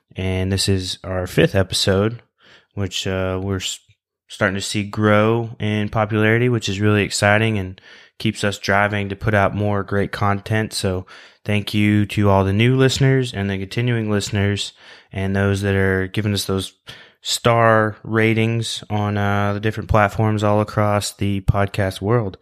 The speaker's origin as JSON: {"language": "English", "region": "southern Oklahoma", "country": "United States", "tie": "born or raised there", "said": "Growing up in Oklahoma, we have, uh, there's not a whole lot of pheasants in southern Oklahoma"}